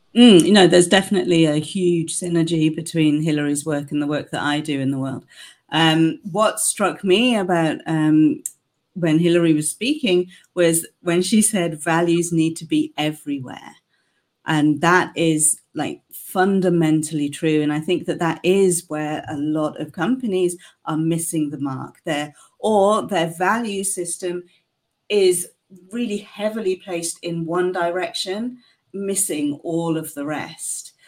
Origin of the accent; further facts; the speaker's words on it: United Kingdom; now in Canada; As you can tell from my accent, I'm originally from the UK